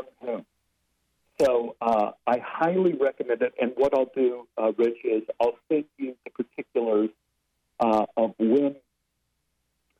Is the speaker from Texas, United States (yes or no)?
yes; Dallas, Texas, United States; moved away as an adult; now in Los Angeles, United States; Growing up in Oak Cliff was a very racist place to grow up